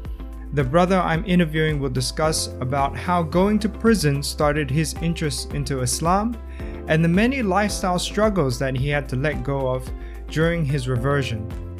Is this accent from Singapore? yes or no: yes; Singapore; my hometown of Singapore